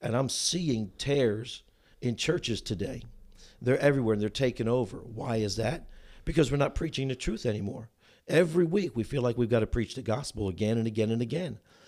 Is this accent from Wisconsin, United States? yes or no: no; New Jersey, United States; moved away as an adult; also born or lived in Chicago, Illinois; now in Union, Missouri, United States; I was born and raised in New Jersey, went to college in the greater Chicagoland area.